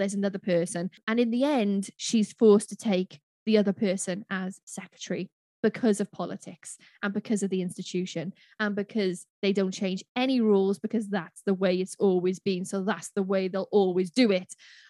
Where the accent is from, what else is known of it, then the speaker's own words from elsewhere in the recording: United Kingdom; And just because we are British, it doesn't mean we can speak the Queen's accent.